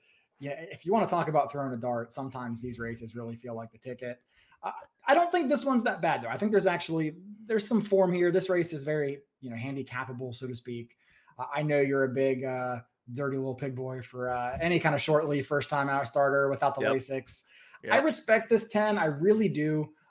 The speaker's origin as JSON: {"language": "English", "region": "West Virginia", "country": "United States", "said": "You know, I'm from West Virginia, so we don't like big numbers."}